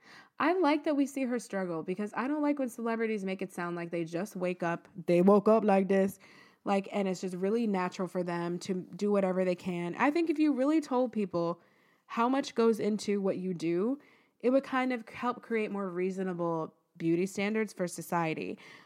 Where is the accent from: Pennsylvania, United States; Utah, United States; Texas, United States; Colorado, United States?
Texas, United States; Like, this is what, I'm from Texas, and this is what went on.